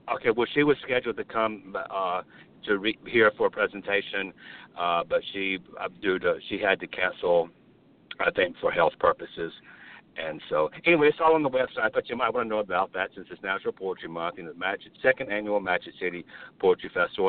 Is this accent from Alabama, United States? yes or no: yes; Birmingham, Alabama, United States; That's my home state. My home city is Birmingham